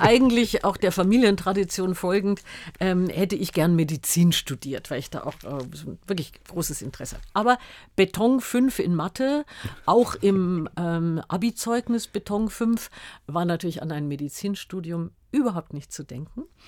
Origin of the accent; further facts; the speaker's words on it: Munich, Bavaria, Germany; also born or lived in Freiburg im Breisgau; wir sind nach München gezogen, da war ich fünf Jahre alt.